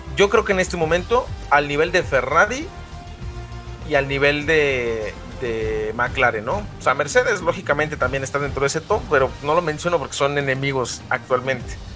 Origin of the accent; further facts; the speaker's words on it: Guadalajara, Jalisco, Mexico; mi natal eh, Guadalajara, Jalisco